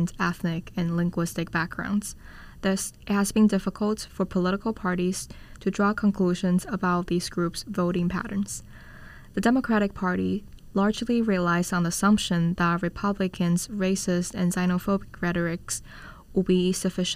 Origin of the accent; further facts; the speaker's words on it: Shenzhen, Guangdong, China; now in United States; I'm from Shenzhen, China